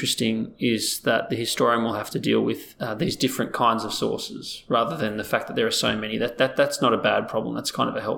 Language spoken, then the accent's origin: English; Australia; we're such a multicultural society.